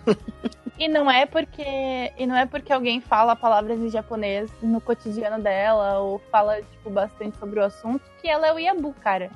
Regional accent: Brazil; a gente, como brasileiro

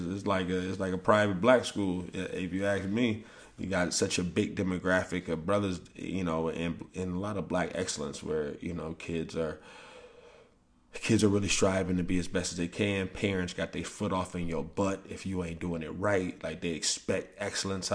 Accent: St. Louis, Missouri, United States; moved away; I'm from St. Louis

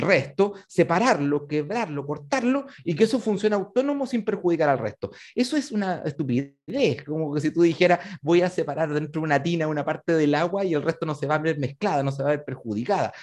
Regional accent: Chile; acá en Chile

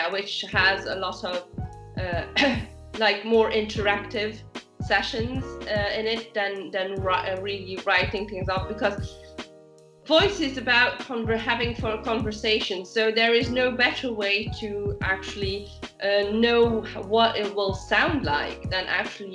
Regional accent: Belgium; moved away as an adult; now in South of France, France; I'm originally from Belgium, but I've been enjoying the South of France life for over a decade now

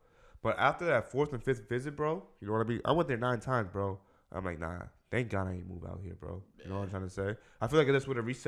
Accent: New York, United States; I'm happy as fuck I'm from New York, bro.

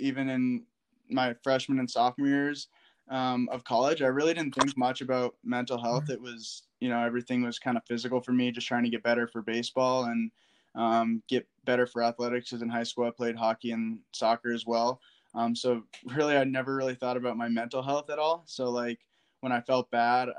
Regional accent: Woodstock, Vermont, United States; I'm from Woodstock, Vermont, even though I went to Hartford

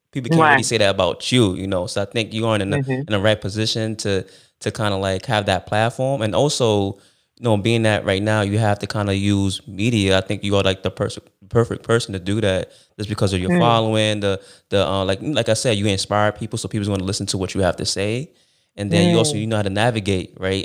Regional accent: New York City, New York, United States; So I'm from Brooklyn

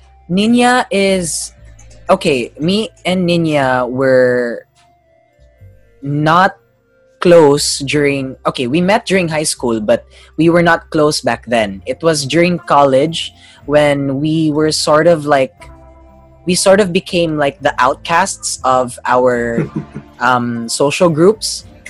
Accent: Australia; also born or lived in Davao City; Yes, I was born in Davao City, but I grew up in Australia. I lost the accent, but the English is there.

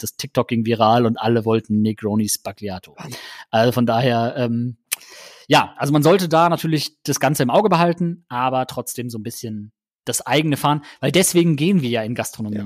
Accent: Germany; bei uns in Deutschland

